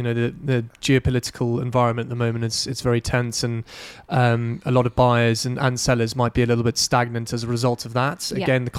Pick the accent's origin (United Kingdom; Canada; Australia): United Kingdom; a lot of the clients that I deal with day-to-day are based back home in the UK.